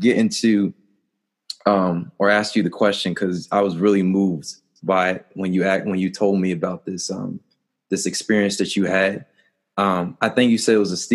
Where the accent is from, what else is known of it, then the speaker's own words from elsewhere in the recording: New Jersey, United States; We grew up in Jersey